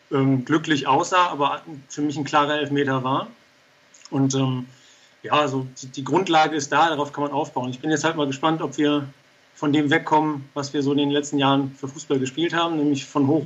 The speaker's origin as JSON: {"language": "German", "town": "Darmstadt", "region": "Hesse", "country": "Germany", "tie": "born or raised there", "also_born_or_lived": "Hamburg", "said": "Äh, ich bin gebürtiger Hamburger, der von seinen Eltern nach Darmstadt gebracht wurde."}